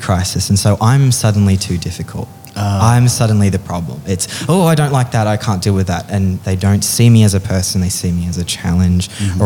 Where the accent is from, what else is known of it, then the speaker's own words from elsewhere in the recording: Sydney, New South Wales, Australia; moved away; also born or lived in Darling Downs; I'm from Sydney, but I lived on the Darling Downs for a while